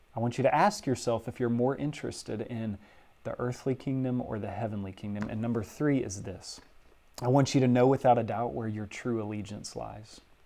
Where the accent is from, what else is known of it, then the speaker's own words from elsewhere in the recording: Southwest Louisiana, United States; moved away; my hometown in Southwest Louisiana